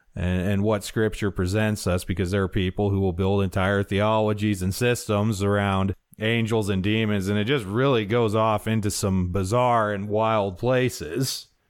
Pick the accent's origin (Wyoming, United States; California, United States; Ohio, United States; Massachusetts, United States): Wyoming, United States; I'm from Wyoming and can't put hard ending consonants on anything